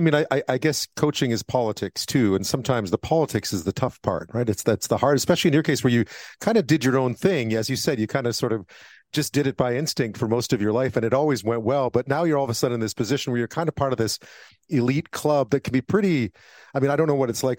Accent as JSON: {"language": "English", "town": "Montreal", "region": "Quebec", "country": "Canada", "tie": "born or raised there", "said": "growing up in Montreal"}